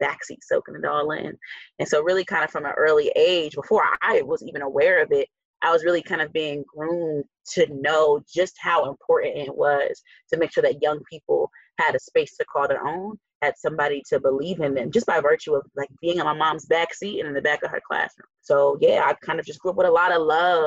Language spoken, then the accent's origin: English; Newark, New Jersey, United States; also born or lived in Western Massachusetts; I'm a diehard Newarker, born and raised here. So I grew up in the South Ward of Newark